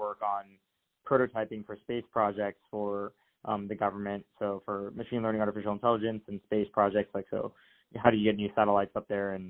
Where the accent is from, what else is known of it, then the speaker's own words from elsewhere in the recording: Tampa, Florida, United States; moved away; So I'm from Tampa, Florida originally. My parents are from India. Went to high school in Tampa